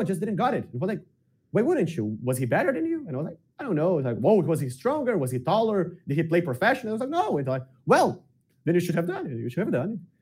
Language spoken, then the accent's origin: English; Porto Alegre, Rio Grande do Sul, Brazil; I grew up in the south of Brazil, in the southest state of Brazil, which is Rio Grande do Sul, in the capital, Porto Alegre